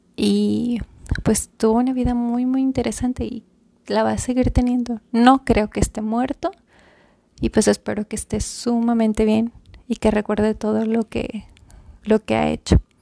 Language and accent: Spanish; Monterrey, Nuevo León, Mexico; la ciudad en donde yo nací